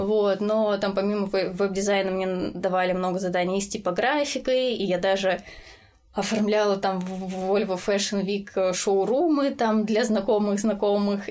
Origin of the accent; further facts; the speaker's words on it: Voronezh Oblast, Russia; moved away as an adult; now in Ryazan, Russia; я из Воронежской области, и э, сейчас я живу в Рязани